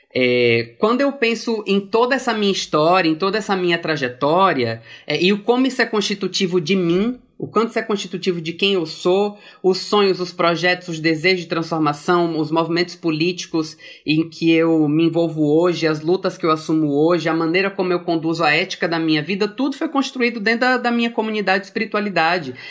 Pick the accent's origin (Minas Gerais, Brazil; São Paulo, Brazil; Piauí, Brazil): Piauí, Brazil; Fui para Piauí aos quatro anos de idade, quando meus pais se casaram